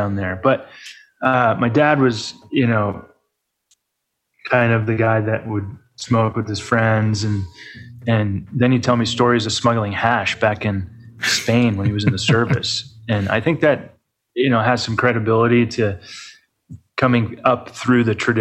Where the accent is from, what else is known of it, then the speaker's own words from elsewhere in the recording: New Hampshire, United States; moved away as an adult; also born or lived in Vermont; now in Lake Tahoe, United States; born and raised in New Hampshire